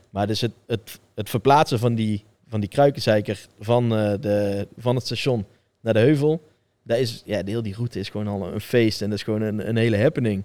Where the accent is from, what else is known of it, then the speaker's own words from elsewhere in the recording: Tilburg, North Brabant, Netherlands; ik ben gewoon geboren in Tilburg. Ik groei erop.